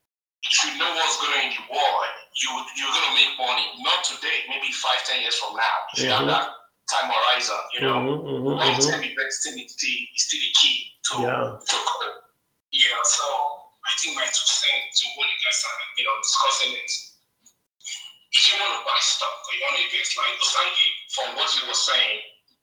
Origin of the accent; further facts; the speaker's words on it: Nigeria; now in United States; You know, I grew up in Nigeria, but I'm based in the US.